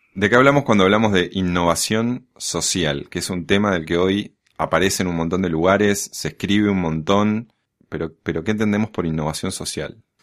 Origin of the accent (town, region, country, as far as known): Argentina